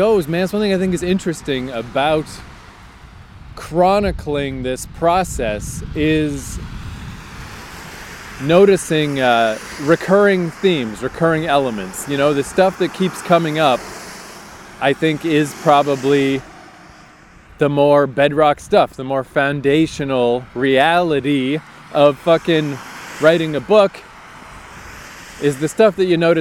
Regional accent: Fredericton, New Brunswick, Canada; my hometown of Fredericton.

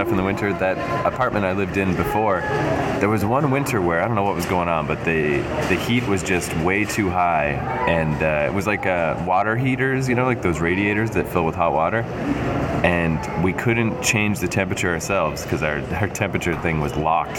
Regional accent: Canada; I grew up in Canada and I grew up in a house like

